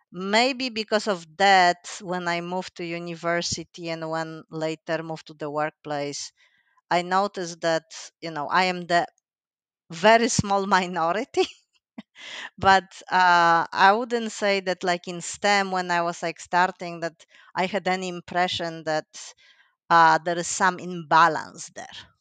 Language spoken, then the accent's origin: English; Poland; moved away as an adult; also born or lived in Finland; I'm originally from Poland